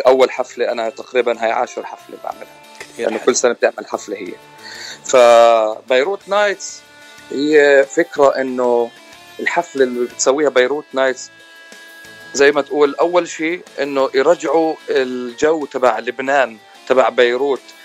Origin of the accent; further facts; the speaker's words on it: Jordan; moved away as an adult; also born or lived in Palestine (ancestry); now in California, United States; انا آه يعني اوريجينالي من فلسطين بس مواليد الاردن آه، تخرجت من الاردن واجيت على امريكا تقريبا بال 2005